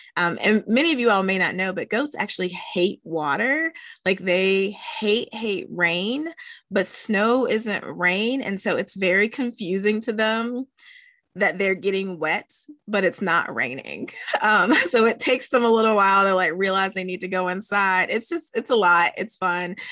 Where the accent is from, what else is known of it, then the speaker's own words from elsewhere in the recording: West Virginia, United States; my home state of West Virginia